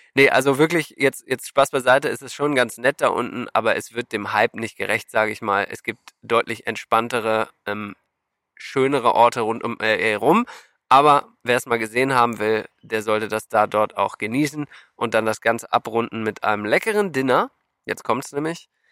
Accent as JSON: {"language": "German", "country": "Germany", "said": "als Deutsche"}